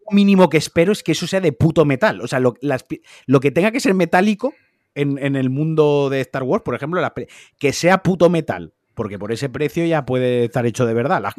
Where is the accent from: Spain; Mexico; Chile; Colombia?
Spain; Valencian Community; los valencianos